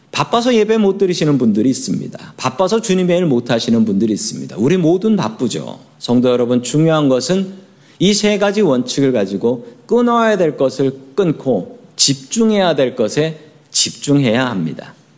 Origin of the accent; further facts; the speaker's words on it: Seoul, South Korea; moved away as an adult; now in United States; 서울 사람이에요. 서울 사람.